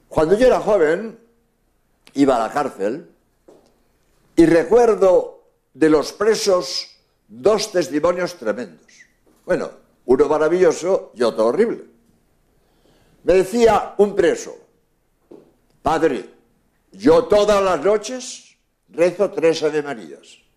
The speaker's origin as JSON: {"language": "Spanish", "country": "Spain", "said": "soy jesuita español"}